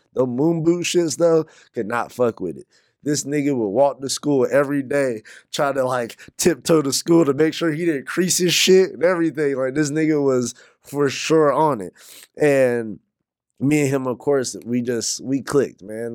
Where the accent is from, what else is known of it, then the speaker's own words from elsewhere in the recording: North Carolina, United States; I'm from North Carolina.